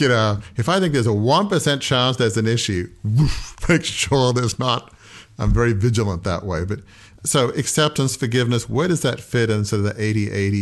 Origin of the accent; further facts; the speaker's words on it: Australia; now in United States; I'm from Australia